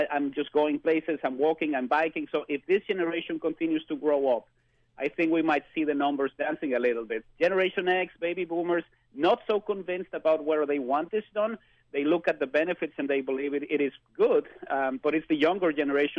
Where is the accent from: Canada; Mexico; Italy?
Mexico; Mexico City; moved away; I was born and spent most of my youth in Mexico City